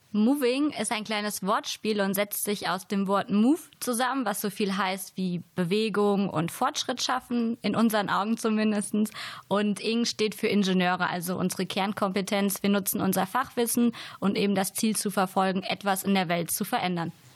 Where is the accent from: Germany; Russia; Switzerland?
Germany; Siegerland, North Rhine-Westphalia; moved away; komme ursprünglich aus Beschütten